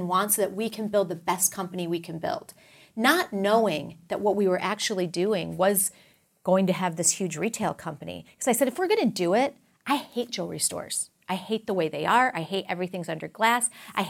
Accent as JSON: {"language": "English", "region": "Texas", "country": "United States", "said": "You know, I'm a Texan, so we all know that story well."}